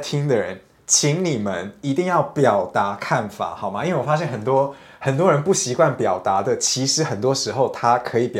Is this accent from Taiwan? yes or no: yes; Taiwan; 但大家不要以为我是一个外国人在那边批评台湾人，因为我也是台湾人，OK？